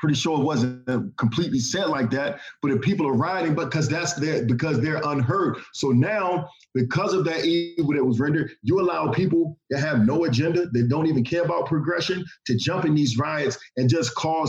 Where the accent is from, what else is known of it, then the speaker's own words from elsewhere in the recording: Washington, District of Columbia, United States; moved away; also born or lived in the South; I was born in Washington, D.C. I finished high school in the South